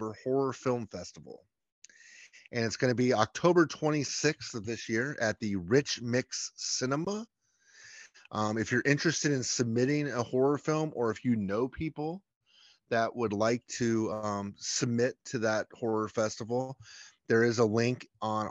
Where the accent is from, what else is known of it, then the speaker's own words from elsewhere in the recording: Chapel Hill, North Carolina, United States; We grew up in Chapel Hill, North Carolina, which might have the least Southern accent of any city or town in North Carolina